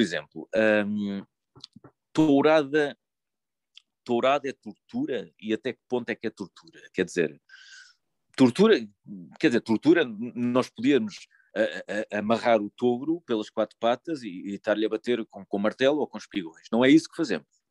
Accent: Lisbon, Portugal; eu sou de Lisboa

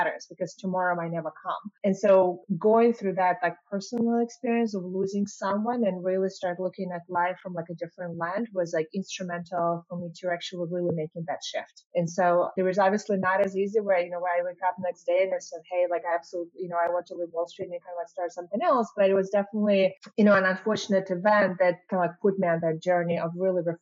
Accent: Belarus; moved away as an adult; now in United States; I was born and raised in Belarus.

